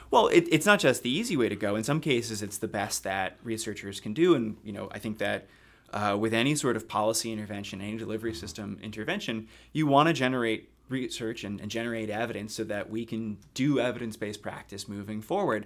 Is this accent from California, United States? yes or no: no; Haddonfield, New Jersey, United States; moved away as an adult; also born or lived in Philadelphia / Boston / Cambridge; I'm from South Jersey originally. Uh, grew up about ten, fifteen minutes outside Philadelphia in a town called Haddonfield